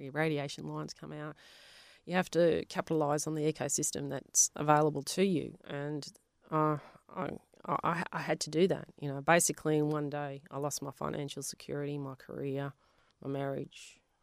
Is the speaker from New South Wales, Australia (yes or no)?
no; Melbourne, Victoria, Australia; first language Polish; English is a second language; moved away; also born or lived in Western Australia; we were from Avondale Heights there was a lot of Italians